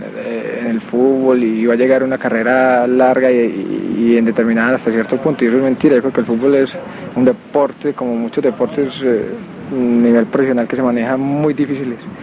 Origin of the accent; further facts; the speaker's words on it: Colombia; also born or lived in Medellín / Cali; aquí en Colombia estamos en un país muy violento